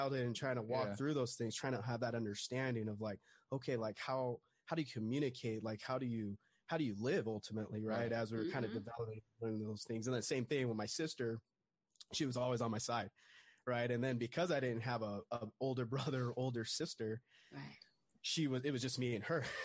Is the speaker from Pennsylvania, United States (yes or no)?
no; Orange County, California, United States; I grew up in Orange County, and Orange County near Disneyland